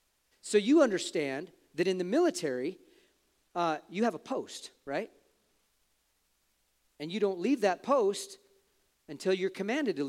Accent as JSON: {"language": "English", "country": "United States", "said": "We are Americans"}